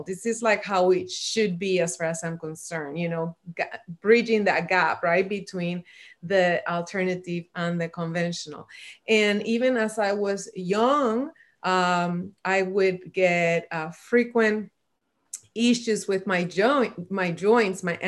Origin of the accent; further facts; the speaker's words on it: Puerto Rico; I was born and raised in Puerto Rico